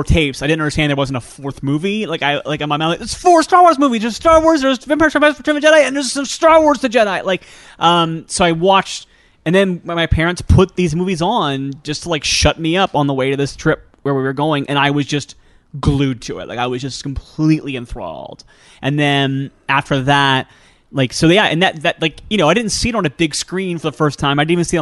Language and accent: English; Ohio, United States; I'm from Ohio